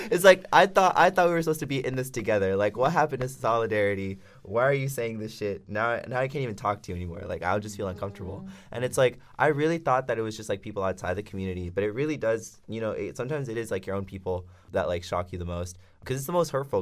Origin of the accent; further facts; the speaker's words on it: Durham, North Carolina, United States; I am from Durham, North Carolina, so it's a pretty conservative